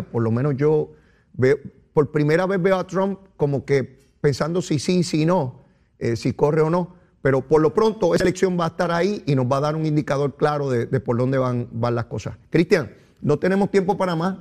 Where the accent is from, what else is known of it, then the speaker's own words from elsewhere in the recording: Puerto Rico; mi pueblo de Puerto Rico